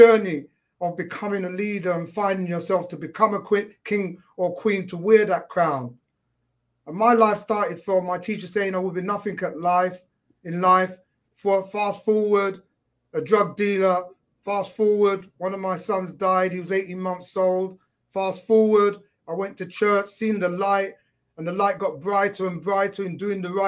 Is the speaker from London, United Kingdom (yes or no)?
yes; London, United Kingdom; I'm from London, England